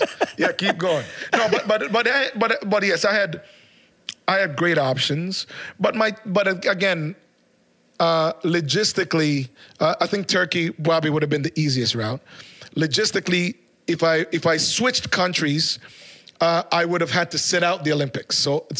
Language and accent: English; Canada; also born or lived in Jamaica; Yes, I was born in Jamaica, and I'm extremely proud Jamaican, culturally or in every way. But also moving to Canada, even before I was a teenager